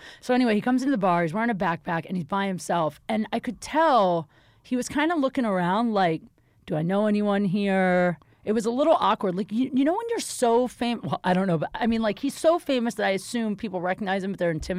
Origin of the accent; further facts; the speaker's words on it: Ohio, United States; I'm from Ohio.